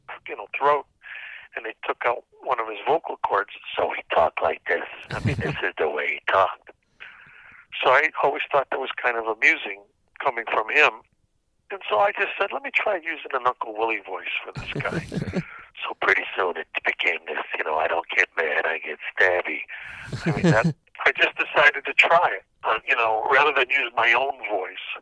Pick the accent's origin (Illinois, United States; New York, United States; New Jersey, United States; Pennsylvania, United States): Illinois, United States; Cicero; also born or lived in Chicago; I grew up in Cicero, Illinois, which is a suburb just outside Chicago